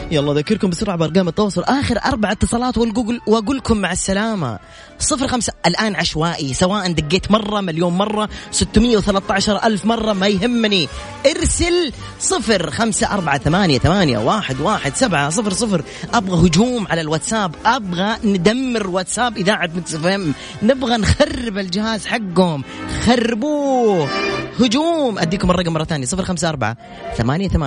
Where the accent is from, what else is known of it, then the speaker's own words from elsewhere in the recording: Jeddah, Makkah Province, Saudi Arabia; انا من جده